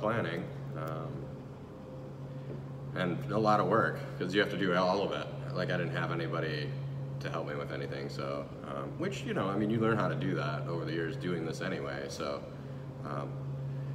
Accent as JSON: {"language": "English", "town": "Lake Orion", "region": "Michigan", "country": "United States", "also_born_or_lived": "Royal Oak, Michigan", "moved": "as an adult", "lives_now": "Manistee, United States", "said": "I moved here from Royal Oak, originally from Lake Orion, Michigan, still, so Detroit area"}